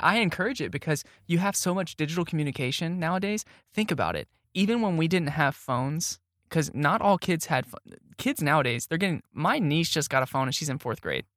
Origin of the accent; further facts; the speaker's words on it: Arlington, Texas, United States; moved away as an adult; also born or lived in Kilgore, Texas / Arkansas; now in Tyler, United States; when I was growing up in Arlington